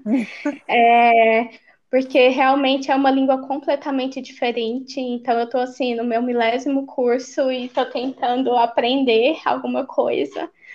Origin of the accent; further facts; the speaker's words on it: Goiás, Brazil; moved away as an adult; also born or lived in Pires do Rio, Goiás / Goiânia, Goiás; now in Finland; eu sou ah, de Goiás. Eu nasci no interior, em Pires do Rio, mas eu morei 10 anos em Goiânia